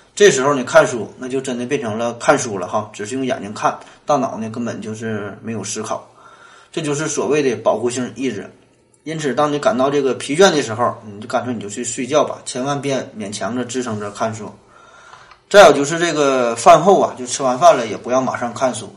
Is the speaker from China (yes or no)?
yes; Northeast China, China; 咱们东北人呐